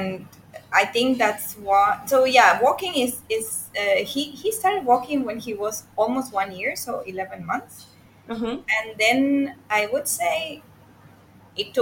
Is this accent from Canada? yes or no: no; Venezuela; now in Singapore; I'm from Venezuela